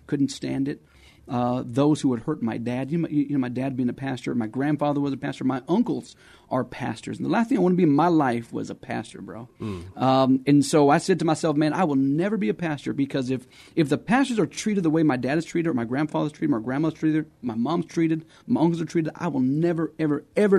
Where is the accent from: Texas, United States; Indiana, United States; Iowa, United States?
Texas, United States; also born or lived in Arizona; So I grew up around Texas, around Arizona, and, grew up in the church.